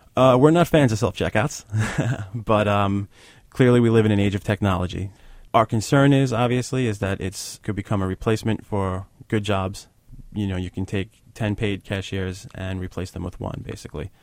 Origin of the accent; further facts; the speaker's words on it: New York City, New York, United States; speaking as a New Yorker.